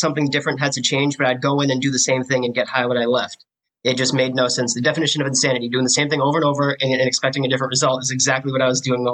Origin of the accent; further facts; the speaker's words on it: Clinton, Massachusetts, United States; I grew up in Clinton